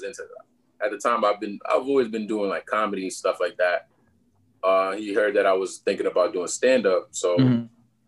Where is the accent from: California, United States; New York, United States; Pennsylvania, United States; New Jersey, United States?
New York, United States; Long Island; moved away as an adult; also born or lived in Bushwick, Brooklyn; now in Brooklyn, United States; I'm originally from Long Island, New York